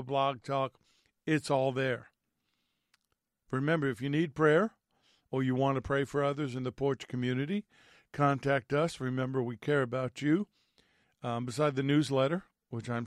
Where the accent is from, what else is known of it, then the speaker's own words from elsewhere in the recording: New York, United States; Growing up in New York and being Italian